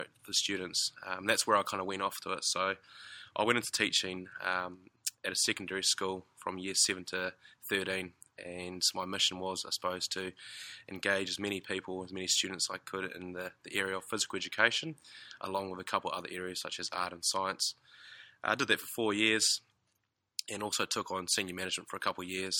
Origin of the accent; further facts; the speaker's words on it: New Zealand; moved away as an adult; now in Australia; from New Zealand, so I do apologise for my accent